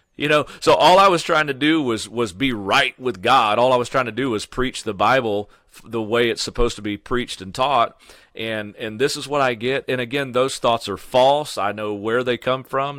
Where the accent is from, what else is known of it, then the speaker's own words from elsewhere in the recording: Sullivan, Missouri, United States; which is my hometown, Sullivan, Missouri